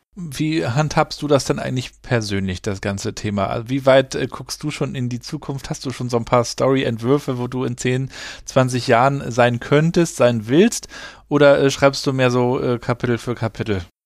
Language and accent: German; Germany; bei uns in Deutschland